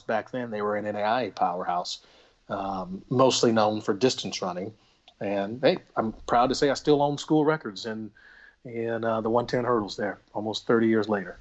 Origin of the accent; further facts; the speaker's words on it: Little Rock, Arkansas, United States; moved away; I grew up in Little Rock, Arkansas